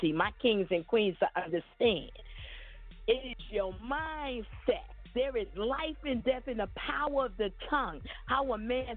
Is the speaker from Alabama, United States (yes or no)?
no; New York City, New York, United States; I am a 54-year-old black African-American woman born and raised in Brooklyn, New York